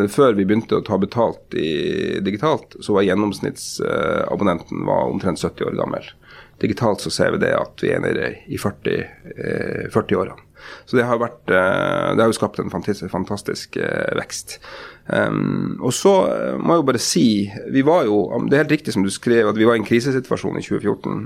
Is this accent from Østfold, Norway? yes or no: no; Porsanger, Finnmark, Norway; also born or lived in Lakselv / Karasjok / Tromsø; now in Oslo, Norway; da jeg vokste opp i Porsanger på slutten av 80-tallet og begynnelsen av 90-tallet